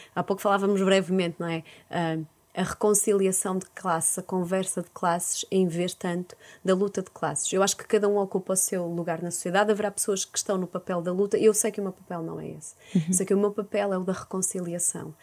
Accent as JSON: {"language": "Portuguese", "town": "Porto", "region": "Norte", "country": "Portugal", "tie": "born or raised there", "said": "eu sou de Porto"}